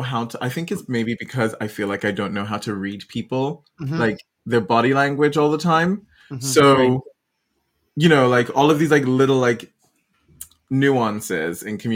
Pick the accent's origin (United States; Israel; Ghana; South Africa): Ghana; I'm Ghanaian by origin, moved around a lot, but like I'm Ghanaian. And so very West African upbringing.